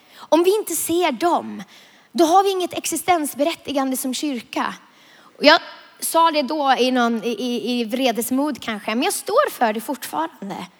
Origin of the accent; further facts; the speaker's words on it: Vilhelmina, Västerbotten County, Sweden; jag är uppvuxen i Norrlands inland, i södra Lappland, i Vilhelmina, för att vara exakt